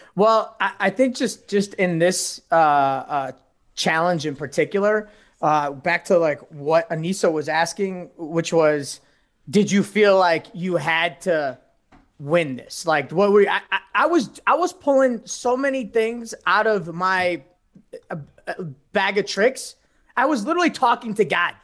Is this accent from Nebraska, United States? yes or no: no; Chicago, Illinois, United States; I'm from the North Side.